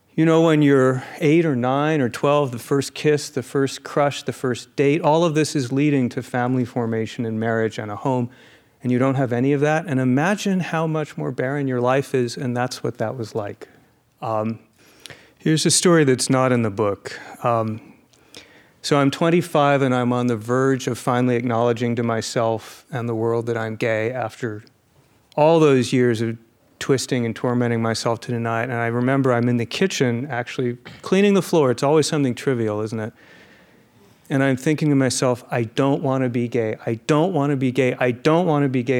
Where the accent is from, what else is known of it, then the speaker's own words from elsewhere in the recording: Phoenix, Arizona, United States; Phoenix, Arizona